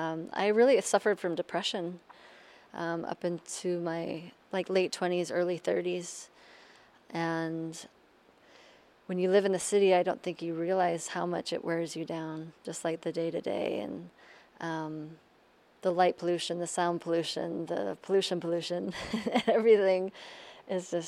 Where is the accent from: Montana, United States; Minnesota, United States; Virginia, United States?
Montana, United States; Missoula; also born or lived in Brooklyn, New York; now in Warwick, United States; I grew up in Montana, in Missoula